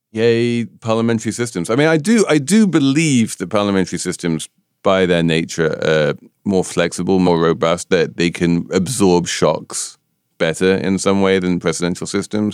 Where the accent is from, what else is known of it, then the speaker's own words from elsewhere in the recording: United Kingdom; I'm a Brit